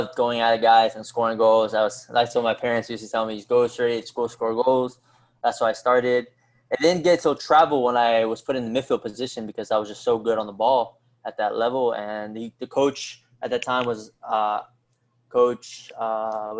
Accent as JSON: {"language": "English", "town": "Fairfax", "region": "Virginia", "country": "United States", "tie": "born or raised there", "also_born_or_lived": "Alexandria, Virginia / Bolivia (parents)", "said": "I was born in Fairfax, Virginia. My parents are from Bolivia, so I have dual citizenship with America and Bolivia. And that's where I grew up till I was in my teen years when I moved to Alexandria, Virginia"}